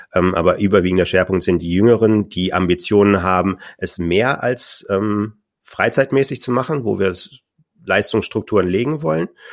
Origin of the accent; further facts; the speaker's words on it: Düsseldorf, North Rhine-Westphalia, Germany; Ich komme ja aus Düsseldorf